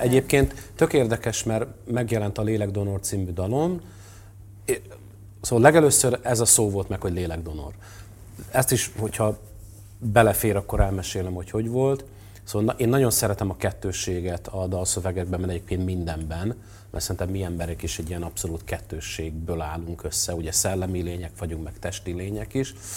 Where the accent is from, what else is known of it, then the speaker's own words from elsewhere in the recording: Törökszentmiklós, Jász-Nagykun-Szolnok, Hungary; én is a Hold utcában nőttem föl Törökszent Miklóson